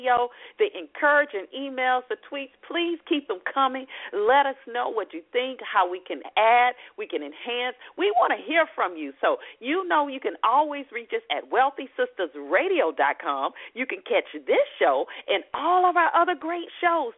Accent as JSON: {"language": "English", "town": "Atlanta", "region": "Georgia", "country": "United States", "tie": "born or raised there", "said": "my hometown, Atlanta"}